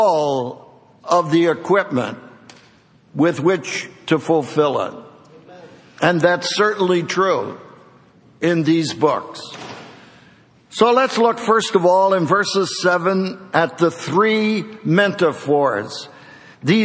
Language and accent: English; Philadelphia, Pennsylvania, United States; my hometown of Philadelphia